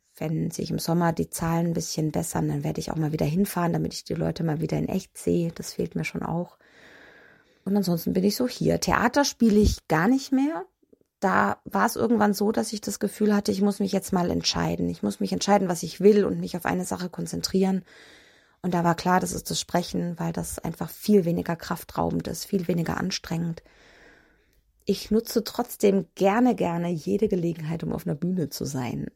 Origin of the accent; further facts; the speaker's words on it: Nuremberg, Bavaria, Germany; Nürnberg ist meine Heimatstadt. Äh, da bin ich geboren und da bin ich irgendwie auch nie weggekommen.